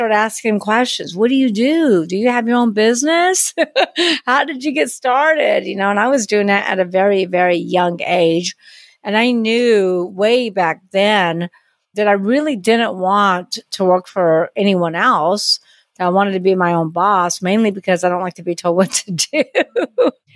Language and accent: English; Long Beach, California, United States; now in New Orleans, United States; I'm from Long Beach, California, but I've been in New Orleans for many years. So that's where I live now.